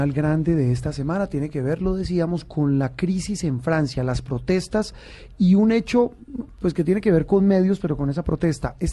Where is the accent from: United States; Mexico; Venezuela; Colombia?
Venezuela; Caracas, Capital District; como yo soy caraqueña